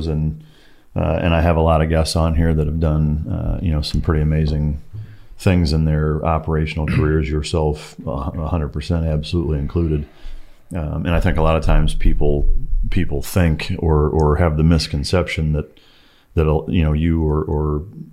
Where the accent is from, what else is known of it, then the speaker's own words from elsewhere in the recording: Northern Iowa, United States; I grew up Lutheran in Northern Iowa